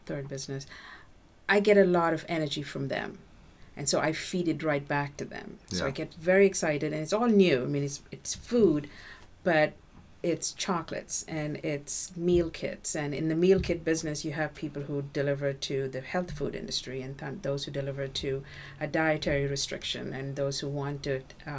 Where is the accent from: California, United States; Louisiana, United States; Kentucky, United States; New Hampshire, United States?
New Hampshire, United States; Windham; my hometown of Windham